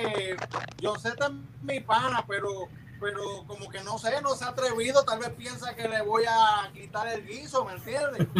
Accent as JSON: {"language": "Spanish", "town": "Cidra", "country": "Puerto Rico", "said": "yo soy del pueblo de Sidra, bueno, la ciudad de Sidra, la ciudad de la eterna primavera."}